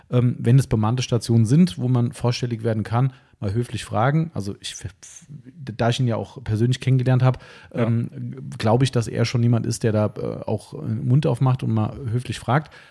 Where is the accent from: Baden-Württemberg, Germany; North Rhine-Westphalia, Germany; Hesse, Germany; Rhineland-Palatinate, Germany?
Hesse, Germany; Frankfurt; okay, Spaß beiseite, muss man als Frankfurter halt so sagen.